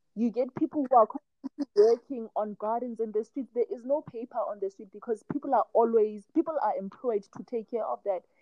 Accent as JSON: {"language": "English", "country": "South Africa", "moved": "yes", "lives_now": "China", "said": "I'm from South Africa"}